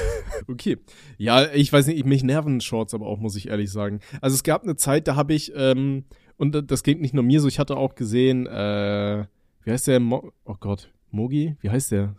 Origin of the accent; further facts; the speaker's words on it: Aachen, North Rhine-Westphalia, Germany; now in Palatinate, Germany; ich komme ja aus, aus NRW, also aus äh, Aachen ursprünglich